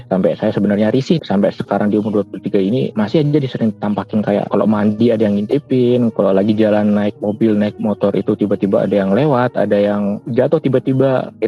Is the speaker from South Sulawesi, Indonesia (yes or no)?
no; Jepara, Central Java, Indonesia; Saya asli Jawa Tengah, di domisili Jepara, Jawa Tengah.